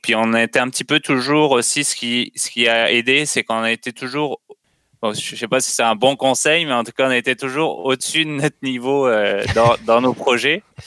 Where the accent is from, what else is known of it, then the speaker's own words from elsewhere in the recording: France; moved away as an adult; now in Canada; je suis français, puis j'ai immigré il y a, je pense, à peu près 8 ans